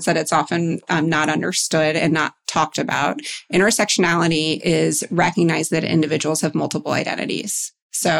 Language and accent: English; New York, United States; I grew up in New York and I work in finance